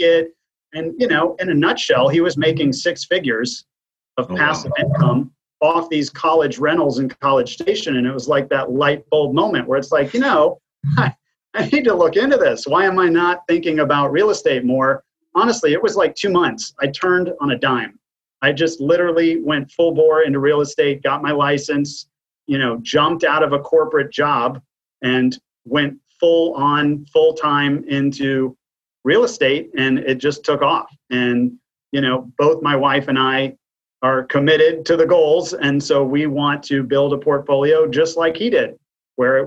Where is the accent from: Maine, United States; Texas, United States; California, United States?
Texas, United States; Waco; now in Austin, United States; Texas native, born and raised in Waco, and came to Austin in the early 90s to go to the University of Texas.